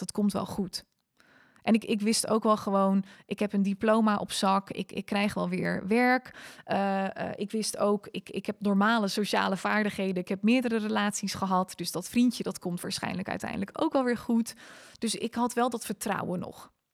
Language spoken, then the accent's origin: Dutch; Netherlands; also born or lived in South Africa; now in Almere, Netherlands; als typische Hollander